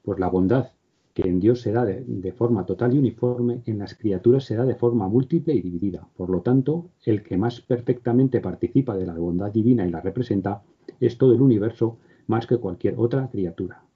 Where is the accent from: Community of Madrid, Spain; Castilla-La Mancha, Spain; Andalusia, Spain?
Castilla-La Mancha, Spain; Cuenca; moved away; mi pueblo, en Cuenca